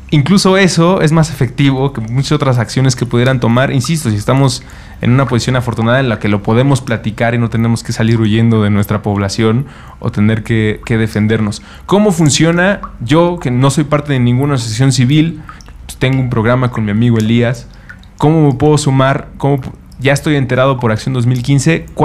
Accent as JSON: {"language": "Spanish", "country": "Mexico"}